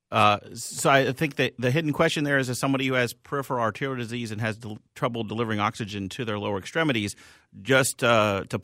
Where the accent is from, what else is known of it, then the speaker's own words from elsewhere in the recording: Philadelphia, Pennsylvania, United States; I'm from Philly, so uh, but uh, it really depends.